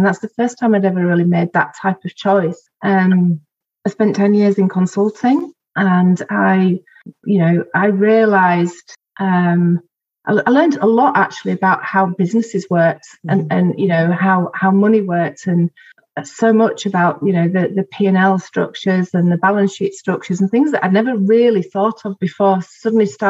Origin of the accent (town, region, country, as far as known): Bradford/Bingley, Yorkshire and the Humber, United Kingdom